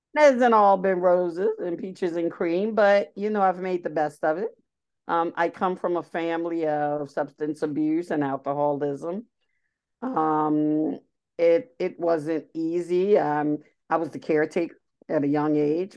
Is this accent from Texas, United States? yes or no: no; Baltimore, Maryland, United States; moved away as an adult; now in Pennsylvania, United States; I actually grew up in Baltimore City.